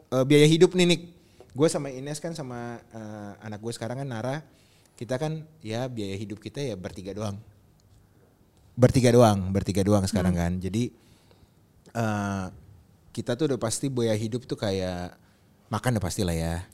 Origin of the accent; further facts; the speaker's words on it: North Sumatra, Indonesia; Terus kalau tiba-tiba ya gue kan Batak dan bini gue kan dibatakan kemarin